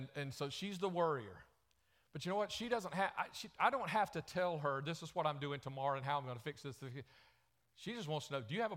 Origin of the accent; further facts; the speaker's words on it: the South, United States; accent: southern; my southern accent